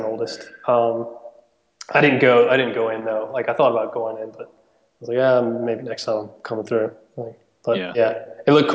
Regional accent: United States

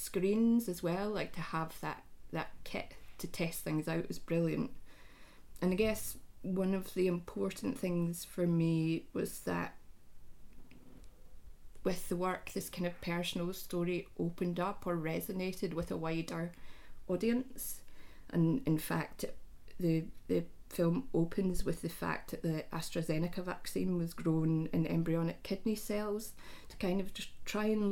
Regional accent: Scotland, United Kingdom; runs through all the females in my family, and I suspect is a kind of Scottish thing

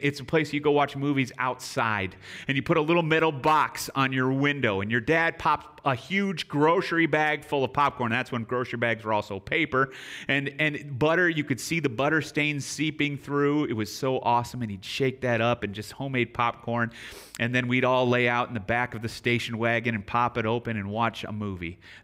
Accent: near Chicago, Illinois, United States; moved away; also born or lived in San Antonio; I grew up near Chicago

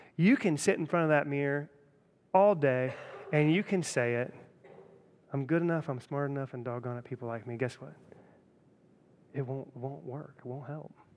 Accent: Centerville, Ohio, United States; I grew up in Centerville

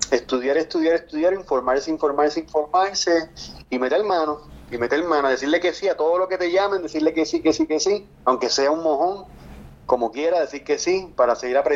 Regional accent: San Juan, Puerto Rico; moved away as an adult; also born or lived in Los Angeles; now in Florida, United States; Yo vivo en la Florida ahora mismo, pero soy de Cupey.

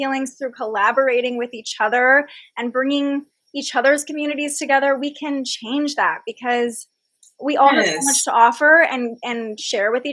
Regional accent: Fair Oaks, California, United States; I grew up in Sacramento and I grew up in the suburbs. I grew up in Fair Oaks

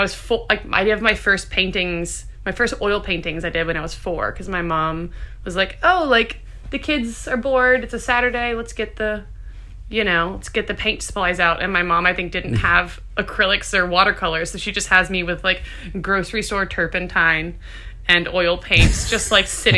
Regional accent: Baton Rouge, Louisiana, United States; also born or lived in St. Francisville, Louisiana / Charleston, South Carolina; now in New Orleans, United States; I was technically... born in Baton Rouge and then lived there till I was 10. And then my parents moved us out to the country, a little town called St. Francisville.

